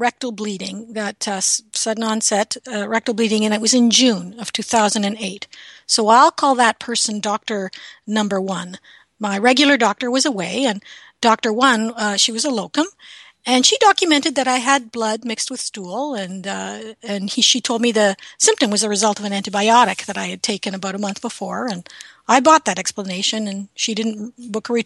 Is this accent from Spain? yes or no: no; Canada; I'm a Canadian